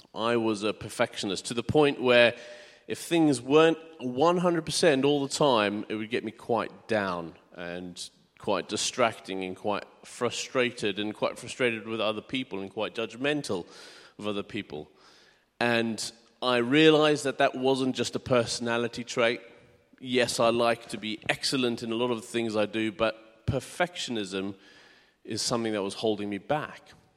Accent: South Africa; moved away as an adult; also born or lived in United Kingdom; now in Hartford, United Kingdom; I'm originally from South Africa. I was born and bred there. Um, and when I was eighteen, we moved to the U K.

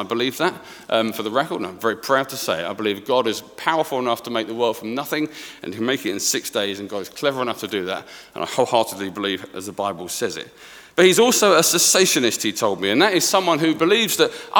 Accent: Sawbridgeworth, East of England, United Kingdom; I'm from Sawbridgeworth

